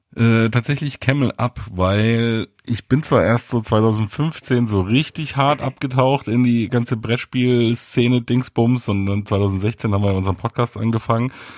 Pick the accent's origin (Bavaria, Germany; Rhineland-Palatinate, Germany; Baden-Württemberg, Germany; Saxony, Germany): Bavaria, Germany; Munich; Ich bin in München aufgewachsen